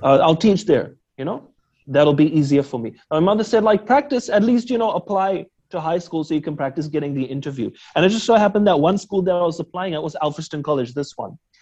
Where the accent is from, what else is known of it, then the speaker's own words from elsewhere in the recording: Auckland, New Zealand; I'm born and raised New Zealander